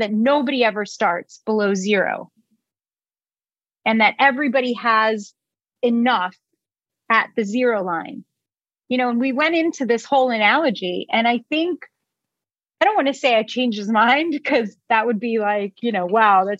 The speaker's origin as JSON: {"language": "English", "country": "Israel", "tie": "born or raised there", "moved": "yes", "said": "I was born in Israel. We're not known to be polite."}